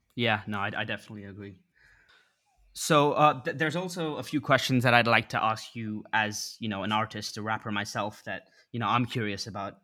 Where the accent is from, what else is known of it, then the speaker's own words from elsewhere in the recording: England, United Kingdom; I grew up in England